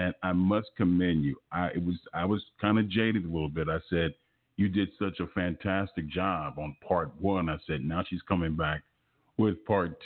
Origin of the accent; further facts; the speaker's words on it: Los Angeles, California, United States; I'm from South Central Los Angeles, graduate of Fremont High School